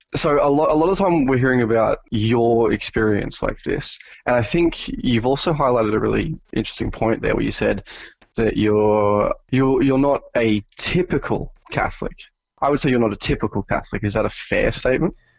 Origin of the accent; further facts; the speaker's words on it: New South Wales, Australia; I was born in New South Wales, uh, which is one of the more populated states in, uh, Australia